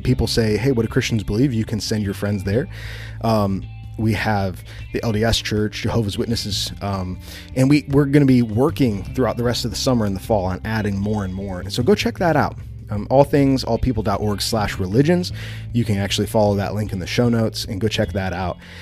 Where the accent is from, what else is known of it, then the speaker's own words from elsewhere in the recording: United States; as an American man